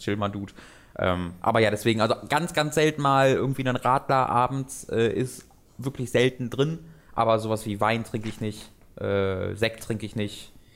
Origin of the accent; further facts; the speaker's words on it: Tönisberg, North Rhine-Westphalia, Germany; Tönisberg, wo ich herkomme